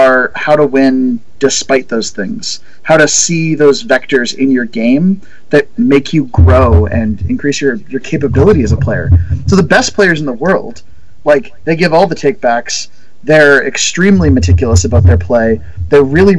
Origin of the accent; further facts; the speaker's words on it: Canada; I'm the kind of rare Canadian exception